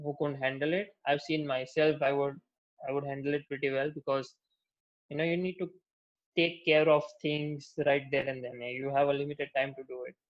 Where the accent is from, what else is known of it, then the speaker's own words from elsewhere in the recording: Gujarat, India; also born or lived in United States; I'm coming from Gujarat, so there's no sort of bar culture or drinking culture over here in general.